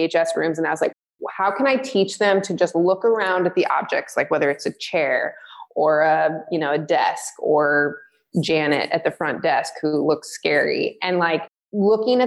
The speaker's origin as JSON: {"language": "English", "region": "Michigan", "country": "United States", "tie": "born or raised there", "said": "I was born in Michigan, and, I grew up, as a pastor's daughter"}